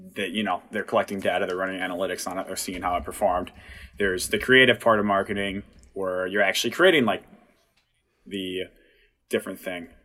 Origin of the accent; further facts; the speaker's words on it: Watertown, Minnesota, United States; I'm from Watertown. Went there, graduated in 2016.